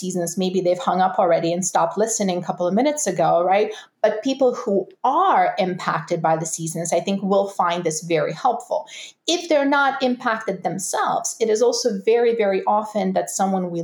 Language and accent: English; Russia; now in Canada; I'm from Russia, there are absolutely clear seasons there. Now I live in Canada